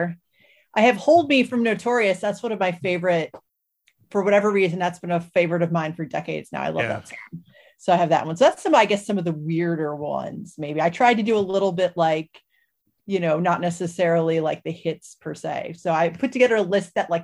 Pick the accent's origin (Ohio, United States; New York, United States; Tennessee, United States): Ohio, United States; Cleveland; I grew up in Cleveland